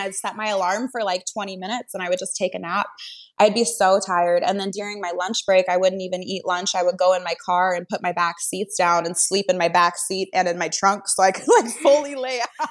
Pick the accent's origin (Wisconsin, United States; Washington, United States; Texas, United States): Washington, United States; moved away; I'm from Washington State, so I had like Washington raised me